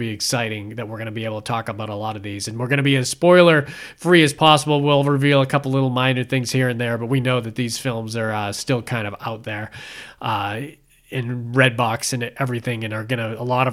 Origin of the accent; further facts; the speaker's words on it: Massachusetts, United States; moved away; I'm from Massachusetts